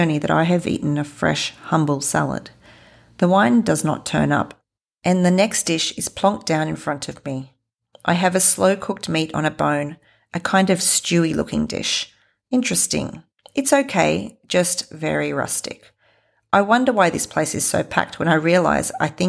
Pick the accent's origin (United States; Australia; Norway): Australia; I am from Australia